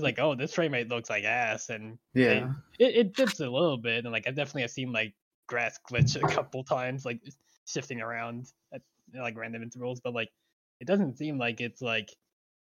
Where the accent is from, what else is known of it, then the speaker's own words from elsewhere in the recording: Long Island, New York, United States; I grew up on Long Island